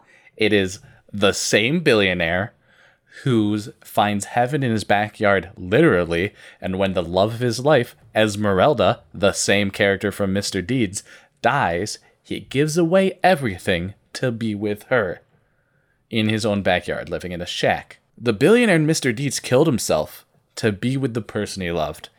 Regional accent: Vermont, United States; I grew up in Vermont

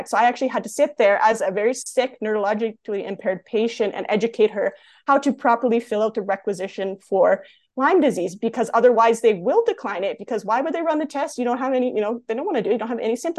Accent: Canada; accent: Canadian; also born or lived in Calgary area, Alberta; as a Canadian

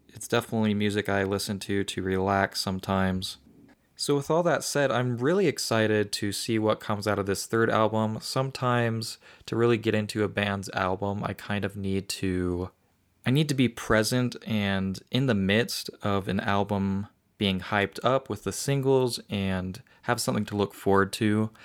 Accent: Utah, United States; my home state

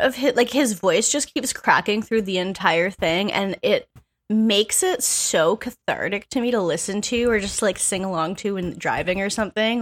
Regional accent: Canada; I'm a Canadian person

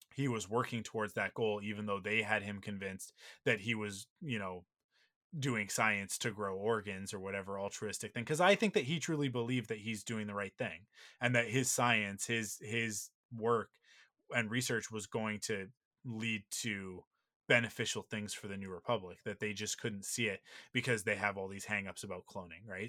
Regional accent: Vancouver, British Columbia, Canada; I grew up in Vancouver

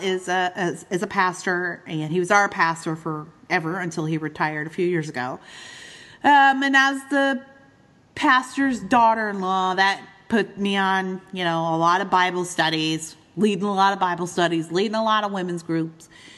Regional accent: Eastern Canada, Canada; moved away as an adult; also born or lived in Midwest, United States; now in United States; growing up in Eastern Canada

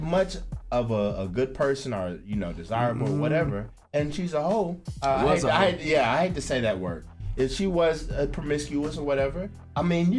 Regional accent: Birmingham, Alabama, United States; She's from Chicago, I'm from Birmingham.

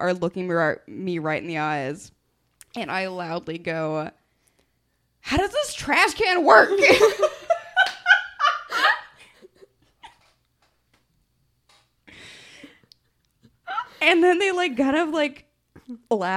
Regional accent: Texas, United States; moved away; I'm from Texas

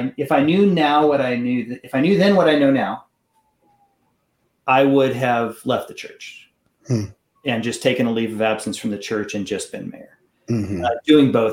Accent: Kansas City, Kansas, United States; I was appointed to Trinity in Kansas City, Kansas. I had a chance to come home to my hometown

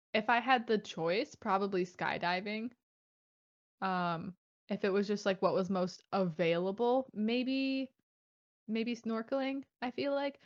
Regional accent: Michigan, United States; I grew up in Michigan

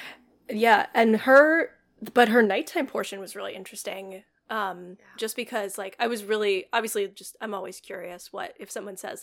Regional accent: the South, United States; I grew up in the South, so that was a little different.

